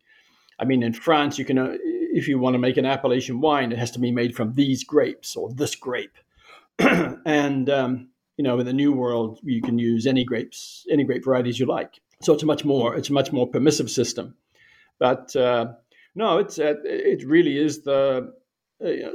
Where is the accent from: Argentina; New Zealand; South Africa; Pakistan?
New Zealand; moved away as an adult; also born or lived in Europe; now in Canada; I grew up in New Zealand